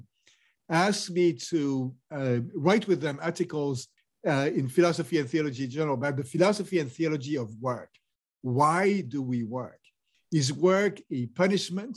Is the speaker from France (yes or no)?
yes; France; So I grew up in France